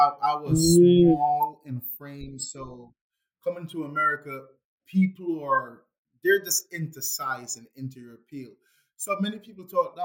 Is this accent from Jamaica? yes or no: yes; Jamaica; growing up in Jamaica